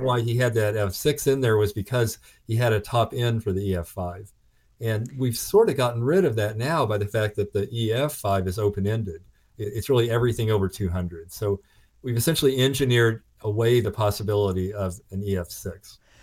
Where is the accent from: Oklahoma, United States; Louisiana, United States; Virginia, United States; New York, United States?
Oklahoma, United States; growing up in Oklahoma